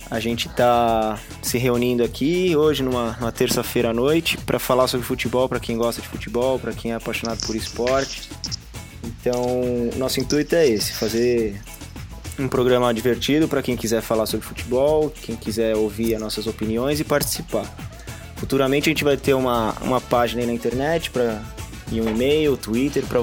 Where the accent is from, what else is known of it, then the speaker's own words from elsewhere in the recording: São Caetano do Sul, São Paulo, Brazil; sou de São Caetano e eu sou palmeirense, fanático, desde que eu era criancinha.